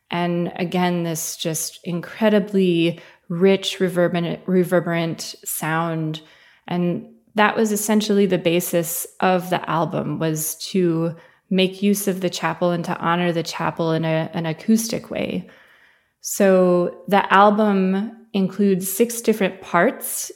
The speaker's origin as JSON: {"language": "English", "town": "Ann Arbor", "region": "Michigan", "country": "United States", "tie": "born or raised there", "moved": "yes", "lives_now": "Oberlin, United States", "said": "I grew up in Ann Arbor, Michigan in the United States"}